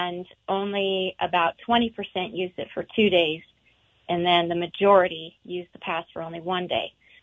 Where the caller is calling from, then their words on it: Montana, United States; I'm calling from Glacier National Park, where we've got a foggy, rainy day.